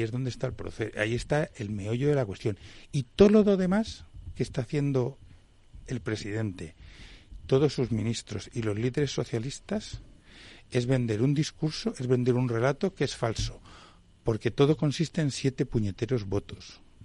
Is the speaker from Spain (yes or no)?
yes; Spain; soy español